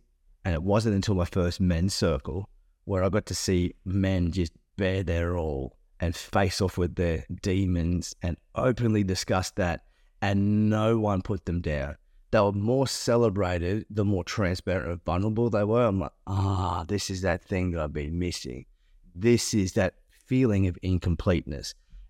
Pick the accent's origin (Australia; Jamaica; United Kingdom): Australia; Toowoomba, Queensland; I remember driving back to my country town I grew up in Toowoomba, got to the bottom of the range, and my whole body shut down and collapsed.